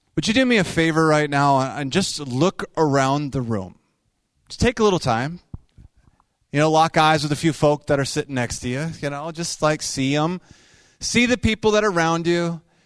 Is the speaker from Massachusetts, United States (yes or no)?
no; Minnesota, United States; we hail from Minnesota